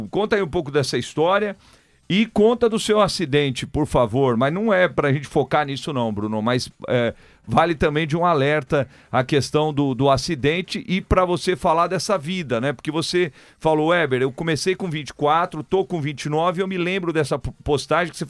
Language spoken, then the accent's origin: Portuguese; São Paulo, Brazil; Isso, sou